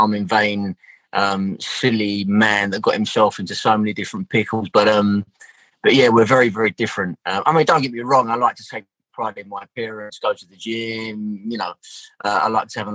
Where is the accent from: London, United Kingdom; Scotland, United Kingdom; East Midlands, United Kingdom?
London, United Kingdom; I'm from South East London. So like our accent was very, very similar.